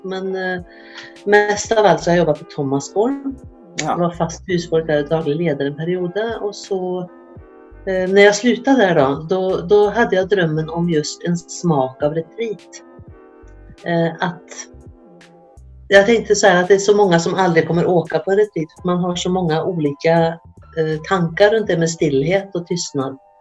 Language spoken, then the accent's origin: Swedish; Sweden; moved away as an adult; now in Norway; Jag är från Sverige